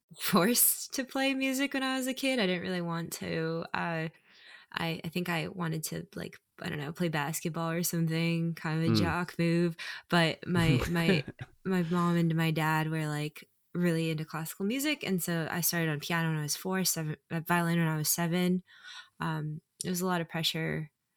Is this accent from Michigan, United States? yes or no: no; San Jose, California, United States; I just, you know, went to school, born and raised, grew up doing classical music.